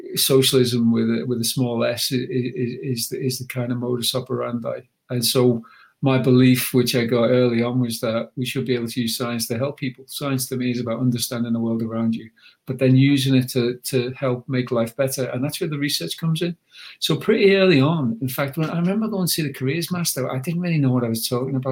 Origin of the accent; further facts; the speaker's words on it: Huyton, North West England, United Kingdom; moved away as an adult; also born or lived in Cambridge / Oxford / Zurich; I'm a lad, I'm from Highton, I'm from a council estate